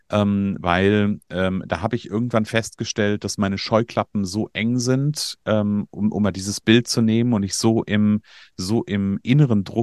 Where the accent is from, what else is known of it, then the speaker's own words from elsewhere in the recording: Hesse, Germany; ich aus Nordhessen, ich bin gebürtiger Hesse